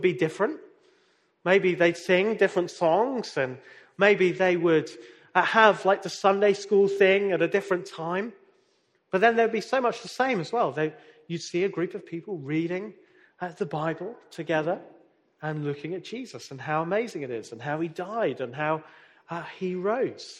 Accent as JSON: {"language": "English", "town": "Nottingham", "region": "East Midlands", "country": "United Kingdom", "tie": "born or raised there", "said": "I was born in Nottingham"}